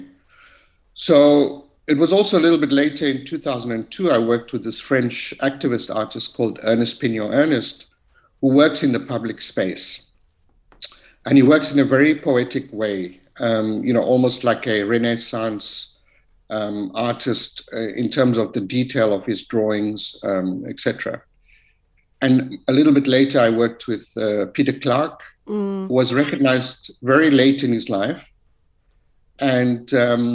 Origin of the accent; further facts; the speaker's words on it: Chatsworth, KwaZulu-Natal, South Africa; coming out of a township, growing up in Chatsworth